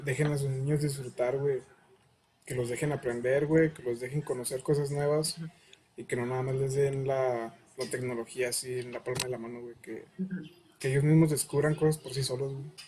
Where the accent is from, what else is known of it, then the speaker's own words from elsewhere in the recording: Saltillo, Coahuila, Mexico; somos de Saltillo